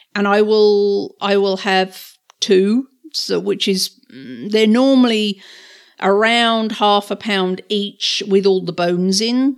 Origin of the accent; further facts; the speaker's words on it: England, United Kingdom; moved away; growing up in England